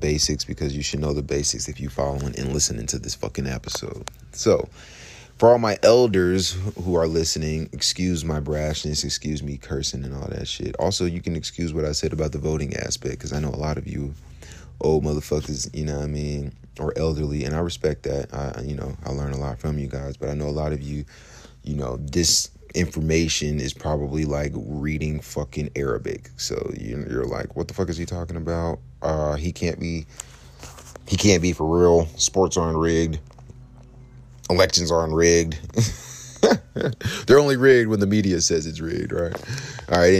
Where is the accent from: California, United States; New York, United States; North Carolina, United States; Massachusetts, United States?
New York, United States; now in Atlanta, United States; I'm from, well, I'm really from New York, but since I live in Atlanta